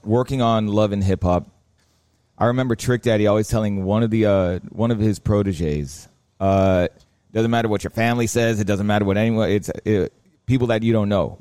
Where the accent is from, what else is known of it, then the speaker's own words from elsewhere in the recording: Miami, Florida, United States; I grew up in Miami. The house I was born into was out west. Then we moved down south. Currently, I live in Coconut Grove